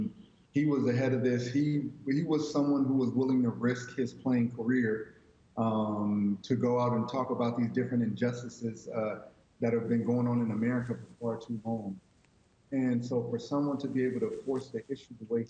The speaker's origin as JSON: {"language": "English", "region": "Southern California", "country": "United States", "tie": "born or raised there", "moved": "yes", "lives_now": "Dallas, United States", "said": "I grew up in Southern California"}